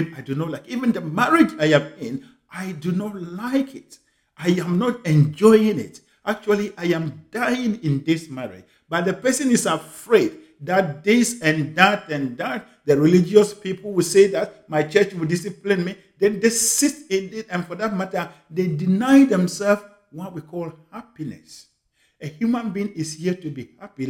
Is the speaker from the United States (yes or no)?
no; Ghana; moved away as an adult; also born or lived in United Kingdom; now in Canada; I was born in Ghana in a village called Akenium, in one of the remotest parts in Ghana.